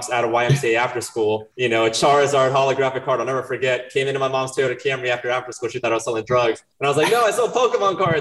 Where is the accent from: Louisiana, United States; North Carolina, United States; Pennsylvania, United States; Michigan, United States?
North Carolina, United States; Chapel Hill; also born or lived in Brazil / Wilmington, North Carolina; I was 5 years old. My parents moved us to Chapel Hill, North Carolina. I grew up in Chapel Hill